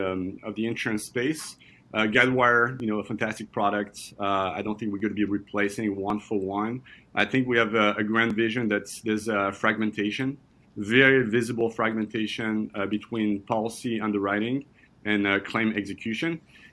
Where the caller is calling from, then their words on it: Brooklyn, New York, United States; I'm calling you from Brooklyn in New York.